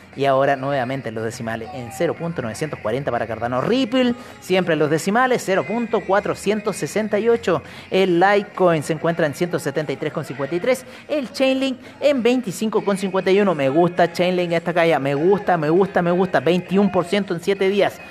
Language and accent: Spanish; Chile; yo soy de Chile